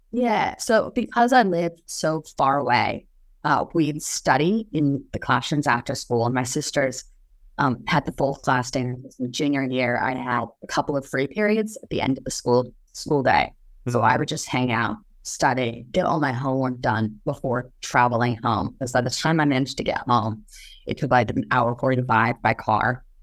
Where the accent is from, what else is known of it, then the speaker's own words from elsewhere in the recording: Pomeroy, Washington, United States; moved away; also born or lived in Moscow, Idaho; I grew up in Palm Roy, Washington. It's a little tiny town just across the border